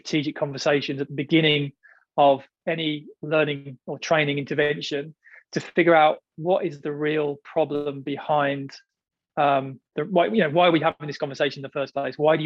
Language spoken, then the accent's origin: English; United Kingdom; now in Australia; I'm British, but now I live in Australia